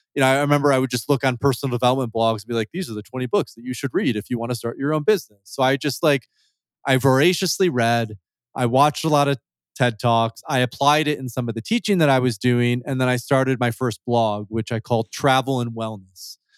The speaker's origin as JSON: {"language": "English", "region": "West Michigan", "country": "United States", "tie": "born or raised there", "also_born_or_lived": "Turkey", "moved": "as an adult", "said": "I'm from Michigan originally, so from Grand Rapids. I grew up in, like, a small, small town in West Michigan, fifteen thousand people."}